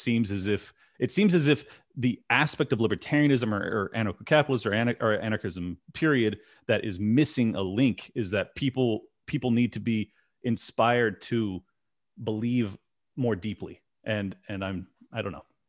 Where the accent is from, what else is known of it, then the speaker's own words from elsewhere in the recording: San Diego, California, United States; I'm from San Diego